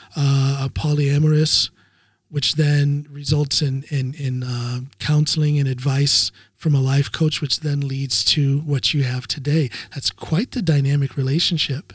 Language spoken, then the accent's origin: English; United States; now in Norway; As an American power lifter living in Norway